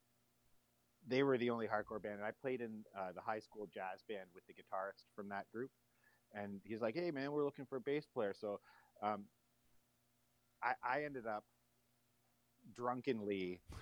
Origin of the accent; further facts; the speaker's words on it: Bobcaygeon, Ontario, Canada; moved away as an adult; now in Toronto, Canada; my parents decided to move up to Northern Ontario to a smaller community called Bob Cajun.